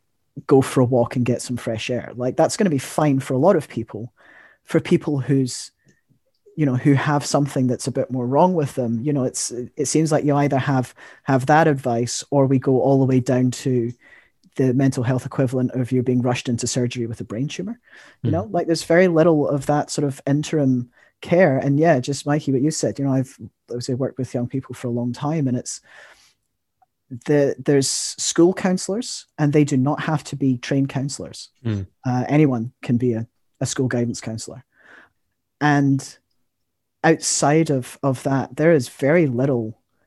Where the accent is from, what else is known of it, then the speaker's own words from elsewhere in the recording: Scotland, United Kingdom; now in New Zealand; I am Scottish